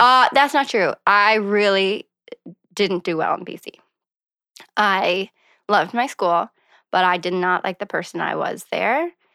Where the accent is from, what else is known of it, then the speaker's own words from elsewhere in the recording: Montague, Prince Edward Island, Canada; moved away as an adult; also born or lived in Charlottetown / Victoria, British Columbia / Saint John, New Brunswick; I grew up outside of Montague, Prince Edward Island